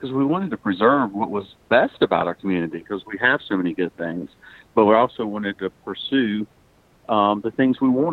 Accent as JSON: {"language": "English", "town": "Pendleton", "region": "South Carolina", "country": "United States", "tie": "born or raised there", "also_born_or_lived": "Anderson, South Carolina", "said": "I was very fortunate growing up in Anderson, had a wonderful childhood, and I grew up in Pendleton"}